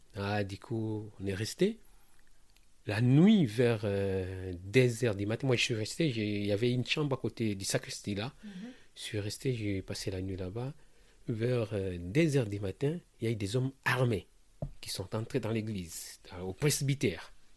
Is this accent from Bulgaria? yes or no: no; Kinshasa, DR Congo; moved away as an adult; now in France; Je suis né au Congo, à Kinshasa, la ville que j'aime beaucoup